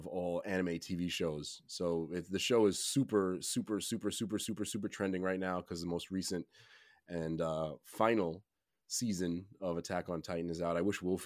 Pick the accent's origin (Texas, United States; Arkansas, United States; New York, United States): New York, United States; New York City; I'm a New Yorker